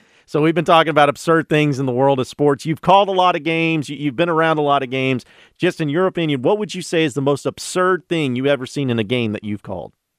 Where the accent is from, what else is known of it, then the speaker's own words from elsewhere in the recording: Fayetteville, Arkansas, United States; moved away; I'm from Fayetteville